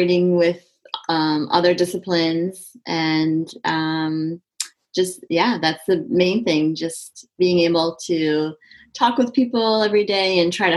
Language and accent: English; Detroit, Michigan, United States; Detroit, Michigan